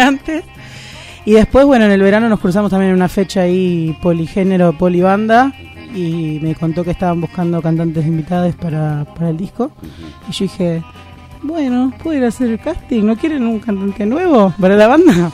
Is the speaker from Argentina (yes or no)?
yes; San Miguel, Buenos Aires Province, Argentina; moved away as an adult; now in Buenos Aires, Argentina; soy de Gran Buenos Aires, de ah, San Miguel